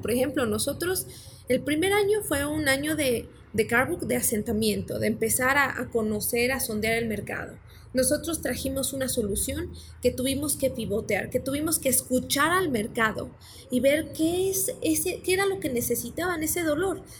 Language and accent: Spanish; Mexico; moved away; yo soy mexicana